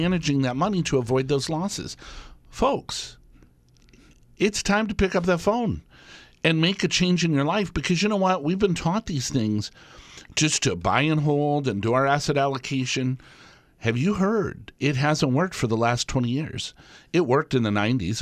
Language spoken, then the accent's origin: English; Tucson, Arizona, United States; now in Wisconsin, United States; I grew up in Tucson, Arizona, and we had snowbirds all around.